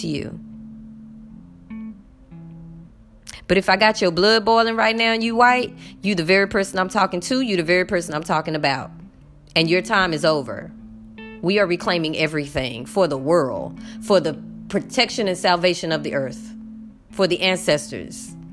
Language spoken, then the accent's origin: English; United States; moved away; I'm American